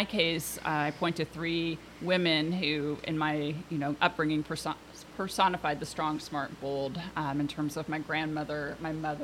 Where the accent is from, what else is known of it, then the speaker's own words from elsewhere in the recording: Portland, Oregon, United States; also born or lived in Washington, D.C.; I grew up here in Portland